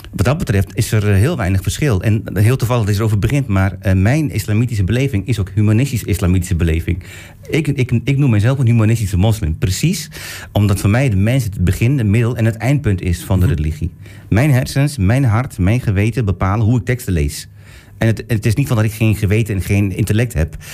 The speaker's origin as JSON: {"language": "Dutch", "country": "Turkey", "moved": "yes", "lives_now": "Netherlands", "said": "Ik kom uit Turkije."}